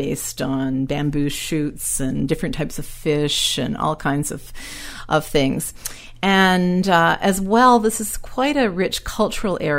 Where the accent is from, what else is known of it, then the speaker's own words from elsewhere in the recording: Nova Scotia, Canada; moved away; I'm from Nova Scotia originally